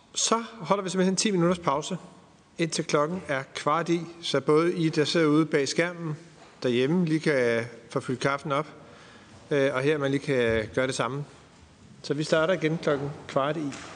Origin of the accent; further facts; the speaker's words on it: Tølløse, Zealand, Denmark; Jeg er vokset op i Tølløse